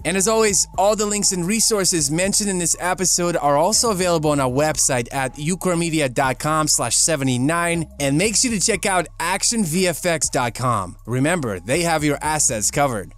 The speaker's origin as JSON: {"language": "English", "country": "Ukraine", "tie": "born or raised there", "moved": "yes", "lives_now": "United States", "said": "growing up in Ukraine, we didn't have a washer and a dryer"}